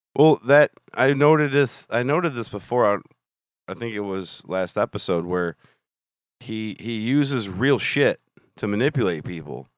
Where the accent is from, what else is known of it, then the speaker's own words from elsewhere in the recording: Illinois, United States; we're from Illinois